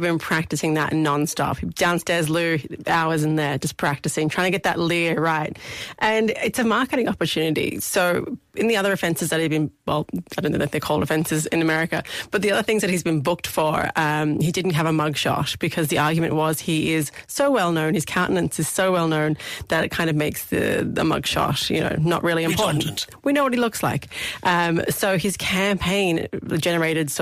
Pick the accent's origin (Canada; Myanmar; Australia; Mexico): Australia; now in Ireland; Being an Australian